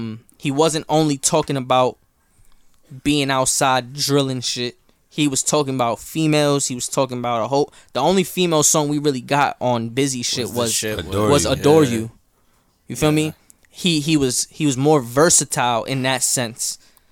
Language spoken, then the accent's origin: English; New York City, New York, United States; I'm from New York.